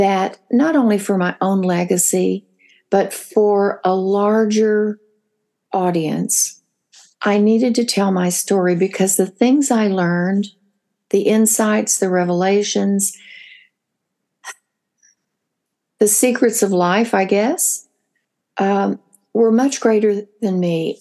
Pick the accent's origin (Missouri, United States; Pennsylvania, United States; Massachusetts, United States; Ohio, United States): Missouri, United States; the Ozarks of; I was raised in Hillbilly in the Ozarks of Missouri